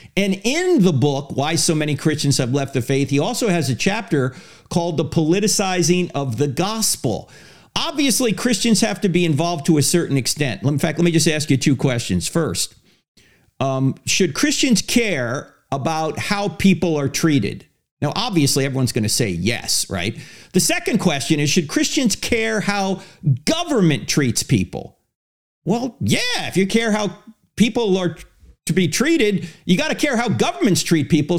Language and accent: English; New Jersey, United States; I'm from New Jersey, so I don't speak very well